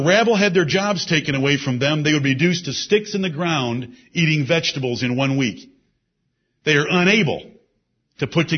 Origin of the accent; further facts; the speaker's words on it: United States; we as Americans